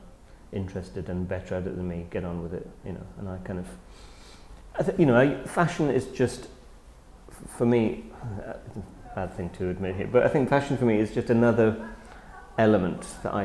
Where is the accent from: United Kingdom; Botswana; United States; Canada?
United Kingdom; I am very British